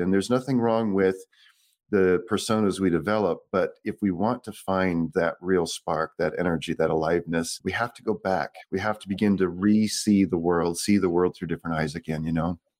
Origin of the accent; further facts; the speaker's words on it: Boise, Idaho, United States; also born or lived in Santa Rosa, California; they moved me to Idaho here, Boise, Idaho, in nineteen seventy-three. I was six months old